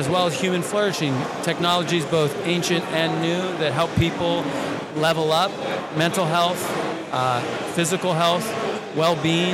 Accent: New York, United States; moved away as an adult; I grew up in New York, 40 years in the city, in the concrete jungle. I never thought I'd leave

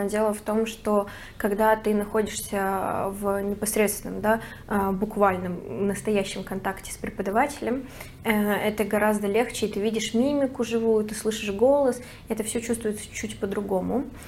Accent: Moscow, Russia; moved away as an adult; now in Barcelona, Spain; Я из Москвы

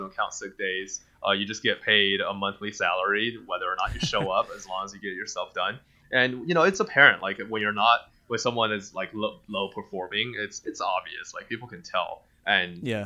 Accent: China; first language Mandarin; English is a second language; now in Denver, United States; It's still my native language. I mean, I grew up speaking Mandarin. I was born in China.

